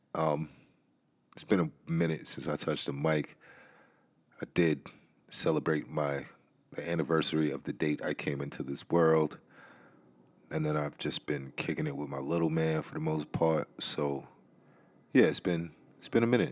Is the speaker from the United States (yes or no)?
yes; New York City, New York, United States; now in Maryland, United States; B X is my hometown. I always got love for the B X.